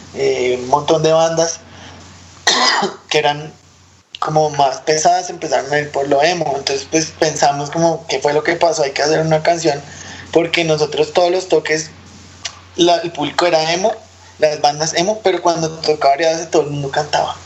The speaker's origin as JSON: {"language": "Spanish", "region": "Bogotá", "country": "Colombia", "also_born_or_lived": "Kazakhstan", "moved": "as an adult", "said": "nosotros rolos"}